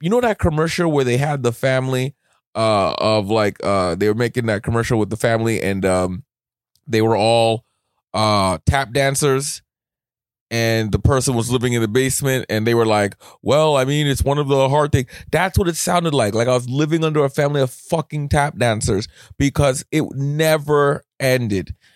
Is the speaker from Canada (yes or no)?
yes; Canada; as a Canadian